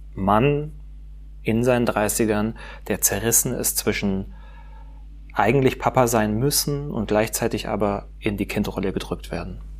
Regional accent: Pforzheim, Baden-Württemberg, Germany; now in Stuttgart, Germany; ich bin aufgewachsen in Pforzheim

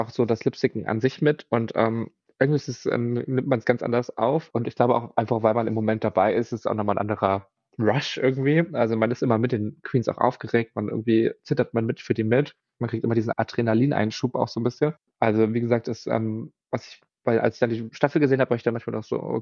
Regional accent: Berlin, Germany; ich bin ja aus Berlin, also da muss man ja ähm, Club tanzen können.

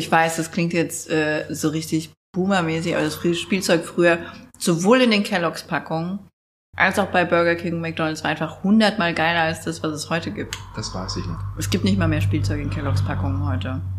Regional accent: Neuberg, Hesse, Germany; Aufgewachsen bin ich in Neuberg. Das ist auch so ein richtiges Pissdörfchen.

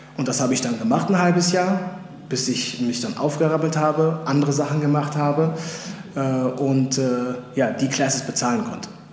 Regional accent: Mülheim an der Ruhr, North Rhine-Westphalia, Germany; moved away; also born or lived in Los Angeles, United States; in Beverly Hills des Ruhrgebiets aufgewachsen und geboren in Mühlheim an der Ruhr

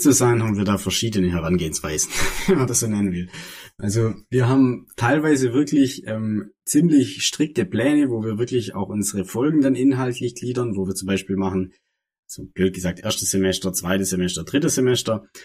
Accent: das Ländle, Baden-Württemberg, Germany; wir sind beide aus dem Ländle, also aus dem Süden Deutschlands, aus dem, aus dem wahren Süden Deutschlands

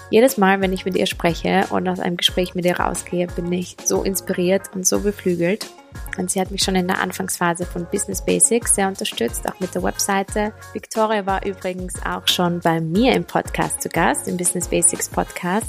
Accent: Vienna, Austria; ich komme aus Wien, bin 30 Jahre alt

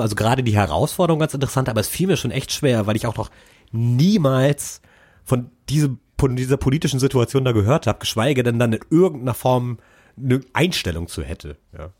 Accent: Germany; als Deutscher

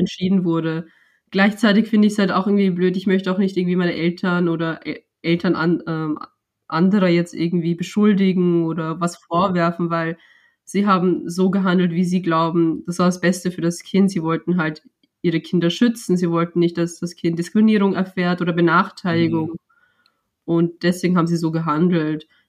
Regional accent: Vienna, Austria; also born or lived in United States; seitdem ich vier Jahre alt bin, hier lebe und hier aufgewachsen bin, ist das ja auch mein Zuhause

